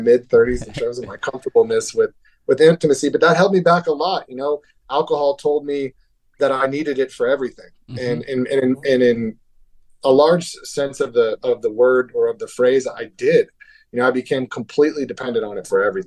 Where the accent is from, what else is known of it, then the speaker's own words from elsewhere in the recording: Hermosa Beach, California, United States; also born or lived in Beverly Hills, California; I'm from Hermosa Beach, California